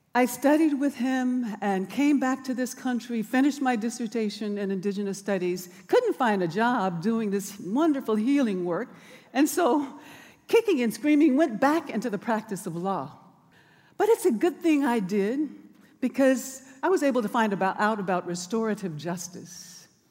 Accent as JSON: {"language": "English", "town": "Birmingham", "region": "Alabama", "country": "United States", "tie": "born or raised there", "moved": "yes", "lives_now": "Oakland, United States", "said": "as a child growing up in Birmingham on Dynamite Hill"}